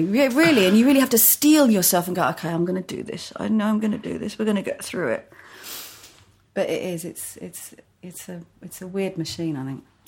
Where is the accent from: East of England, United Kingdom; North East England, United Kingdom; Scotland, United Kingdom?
East of England, United Kingdom; Hertfordshire; moved away as an adult; also born or lived in Edgware, London / Finchley, London / Crouch End, London; now in London, United Kingdom; my parents moved out to Hertfordshire. So so I've always been like on the boundary of Hertfordshire and North London.